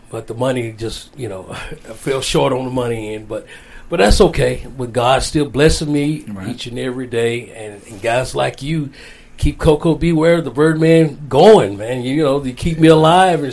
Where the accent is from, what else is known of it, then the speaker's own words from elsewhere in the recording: Union City, Tennessee, United States; my hometown of Union City, Tennessee, as a kid